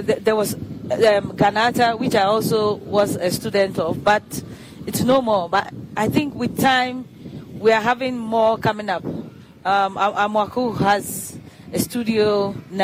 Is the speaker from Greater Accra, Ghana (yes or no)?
yes; Accra, Greater Accra, Ghana; Osu happens to be my hometown